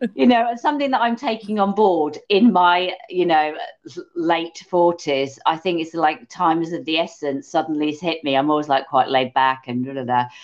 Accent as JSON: {"language": "English", "region": "England", "country": "United Kingdom", "said": "because we are English, me and you."}